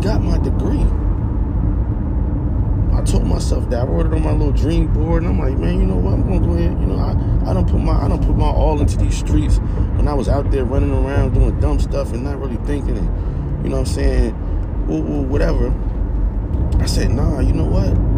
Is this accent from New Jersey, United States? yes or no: yes; East Orange, New Jersey, United States; I come from East Orange, New Jersey